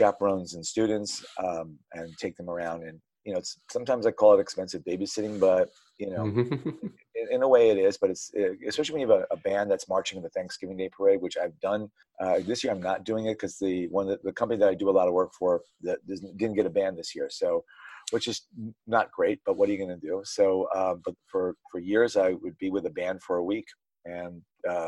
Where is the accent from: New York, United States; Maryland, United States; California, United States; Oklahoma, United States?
New York, United States; New York City; I grew up on the Upper West Side. I still live on the Upper West Side.